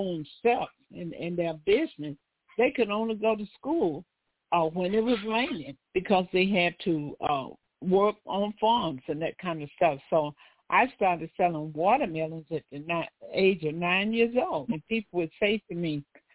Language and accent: English; Mississippi, United States; now in Los Angeles, United States; I hail from South America, I tell people, better known as Mississippi. My father was a farmer